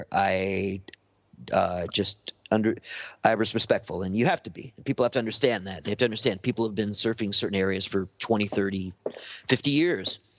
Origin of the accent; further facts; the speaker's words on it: Venice, California, United States; I stay away from Venice, and I grew up in Venice.